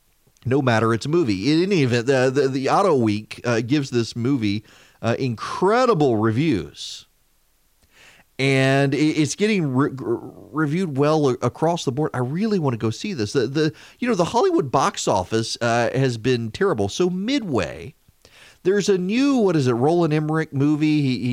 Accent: Dubai, United Arab Emirates; I never was because I grew up in Dubai at that age, and it wasn't something that I ever encountered, the car culture.

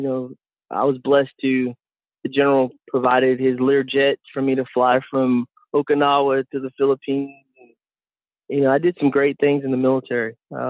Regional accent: Jasper, Texas, United States; also born or lived in Germany; I'm originally from Jasper, Texas. Born and raised there, grew up in Dodge schools overseas in Germany.

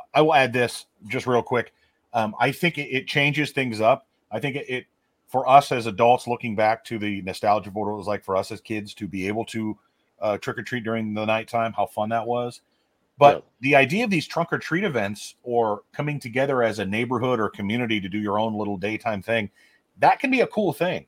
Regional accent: Omaha, Nebraska, United States; I, grew up in Omaha in the, in the early 90s.

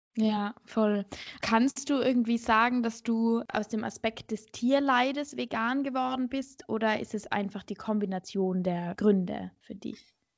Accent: Innsbruck, Tyrol, Austria; now in Vienna, Austria; Ich komme eigentlich aus Innsbruck, also aus Tirol

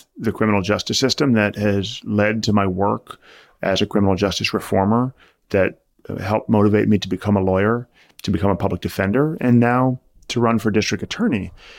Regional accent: New York City, New York, United States; born there; And so for me, it really began when I was born in 1980 in New York City.

